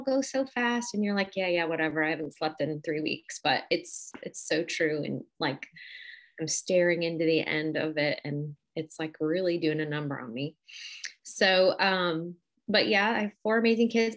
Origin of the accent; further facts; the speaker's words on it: Cleveland, Ohio, United States; moved away as an adult; I am from Cleveland, Ohio